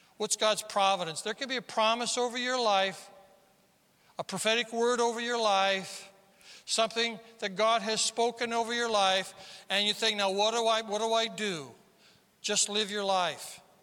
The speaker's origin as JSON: {"language": "English", "region": "South Dakota", "country": "United States", "moved": "yes", "said": "we're from South Dakota"}